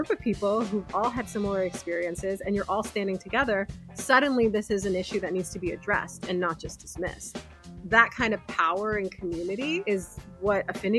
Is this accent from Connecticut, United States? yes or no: no; New York City, New York, United States; I grew up in Inwood, which is very Dominican and Puerto Rican neighborhood, mostly Dominican, I'd say. And I grew up there surrounded by people who looked like me to an extent, surrounded by people who spoke the language and spoke the culture.